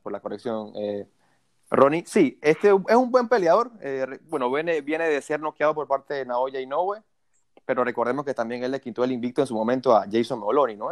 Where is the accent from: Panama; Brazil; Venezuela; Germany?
Panama; uno como panameño